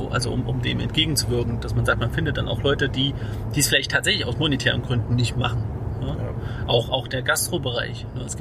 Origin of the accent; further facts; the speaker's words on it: Germany; aber so im, Ganzen gucken wir als Deutsche schon sehr genau, was kostet mein Essen